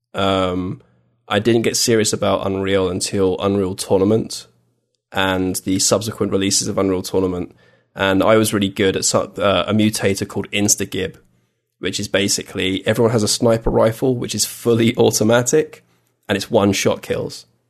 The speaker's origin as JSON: {"language": "English", "region": "England", "country": "United Kingdom", "said": "I was from England"}